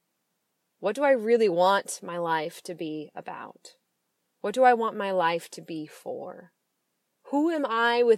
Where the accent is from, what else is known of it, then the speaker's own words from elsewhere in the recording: Seattle, Washington, United States; now in San Francisco, United States; I'm originally from Washington State, mostly the Seattle area. That is where I grew up and came of age